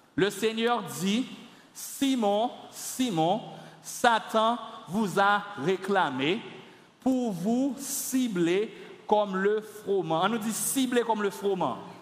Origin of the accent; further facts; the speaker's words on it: Carrefour, Ouest, Haiti; j'ai grandi à Carrefour les années 80, 90, 92